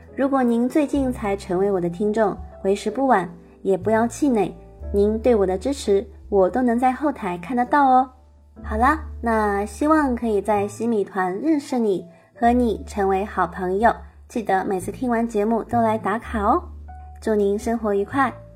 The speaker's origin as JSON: {"language": "Chinese", "region": "Shanghai", "country": "China", "tie": "born or raised there", "moved": "as an adult", "lives_now": "Germany", "said": "我依然生活在我的故乡上海，还是现在旅居在德国"}